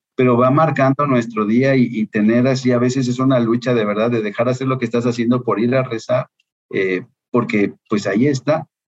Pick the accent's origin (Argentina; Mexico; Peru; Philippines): Mexico; Guadalajara, Jalisco; moved away as an adult; also born or lived in France; now in Mexico City, Mexico; Soy entonces originario de Guadalajara eh, tengo 50 años